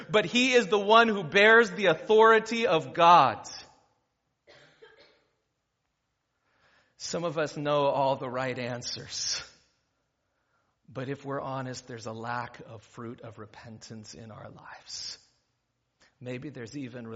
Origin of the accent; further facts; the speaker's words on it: Ventura County, California, United States; I grew up in Ventura County